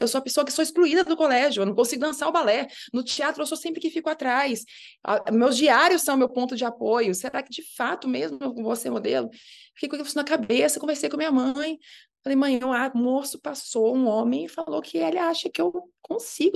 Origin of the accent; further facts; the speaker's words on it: Minas Gerais, Brazil; also born or lived in Rio de Janeiro; E eu ainda fui criada em Minas Gerais. Eu fui para Minas com três meses de idade, então me considero uma grande mineira de coração.